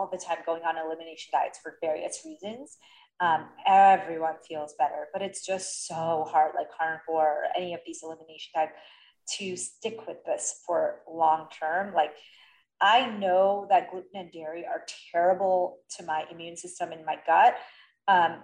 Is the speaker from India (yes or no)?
yes; India; I'm Indian and I grew up vegetarian